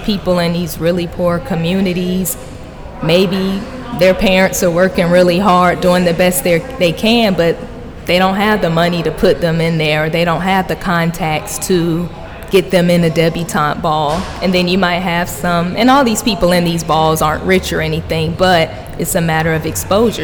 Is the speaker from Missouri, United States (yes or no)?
no; Miami, Florida, United States; now in Atlanta, United States; I'm originally from Miami